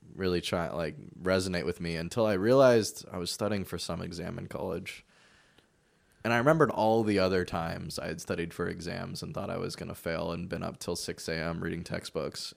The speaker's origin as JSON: {"language": "English", "area": "Bay Area", "region": "California", "country": "United States", "tie": "born or raised there", "also_born_or_lived": "Bellingham, Washington", "moved": "yes", "lives_now": "Portland, United States", "said": "I was born in the Bay Area and then I moved up to Bellingham and now I live in Portland"}